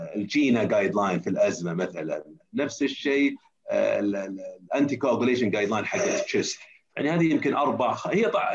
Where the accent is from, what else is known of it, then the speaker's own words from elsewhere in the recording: Saudi Arabia; اعتقد اني انا اول سعودي يسوي جيرياتريك